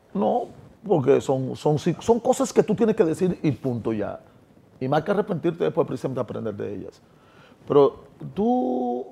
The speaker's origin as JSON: {"language": "Spanish", "country": "Dominican Republic", "said": "lo que está pasando en mi país"}